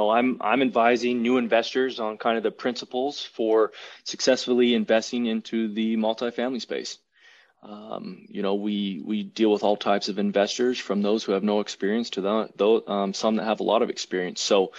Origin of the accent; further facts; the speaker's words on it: Chattanooga, Tennessee, United States; also born or lived in California; A little background about me. I'm actually originally from California. A lot of people don't know that, but moved to Tennessee when I was, I think, 6 or 7. So at a young age, and actually spent most of my life in Chattanooga, Tennessee.